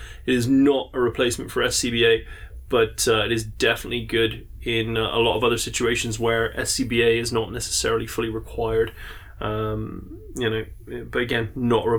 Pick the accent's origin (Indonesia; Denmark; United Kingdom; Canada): United Kingdom; England; I'm English